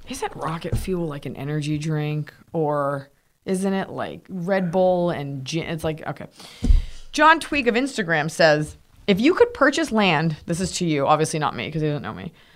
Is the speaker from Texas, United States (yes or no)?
yes; Texas, United States; from Texas